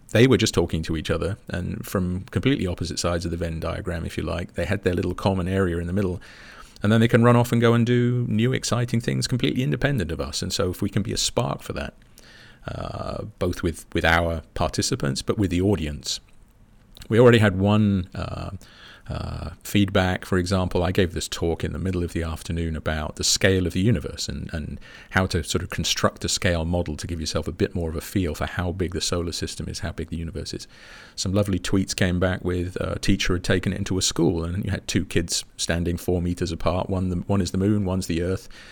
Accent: United Kingdom; as a Brit

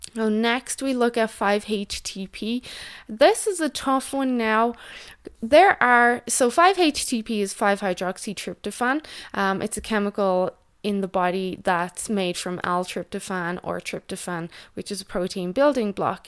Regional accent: Ireland; moved away; also born or lived in Canada; in Ireland, my home country

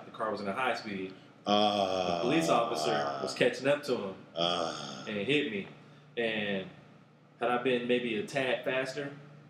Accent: Oakland, California, United States; Born and raised in Oakland. I think I was probably one of the last couple of years that was legit born in Oakland, at Kaiser Oakland, before they shut down the maternity ward. I was born in 82.

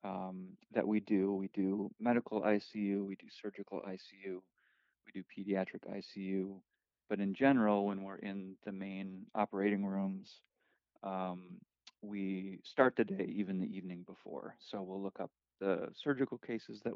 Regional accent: Chicago, Illinois, United States; I am from Chicago

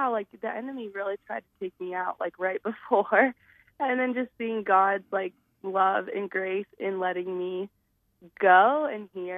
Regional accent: Scottsdale, Arizona, United States; now in Flagstaff, United States; I grew up in Scottsdale, Arizona.

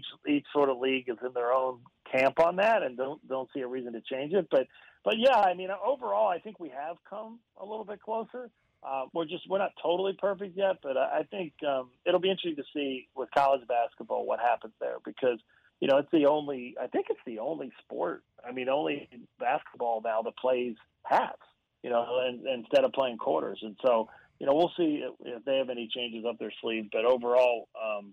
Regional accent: Central Pennsylvania, United States; growing up in Central Pennsylvania

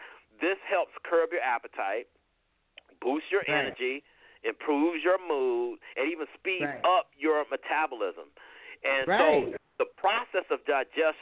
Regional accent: the South, Georgia, United States; I grew up in the South and I grew up on sweet tea

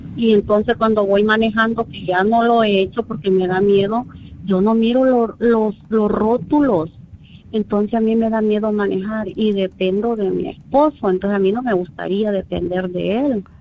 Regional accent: El Salvador; moved away; yo soy de Salvador

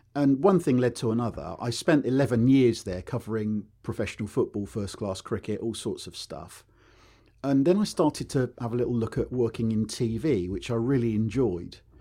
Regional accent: Newbury, South East England, United Kingdom; I was r, born and raised in Berkshire up near Newbury

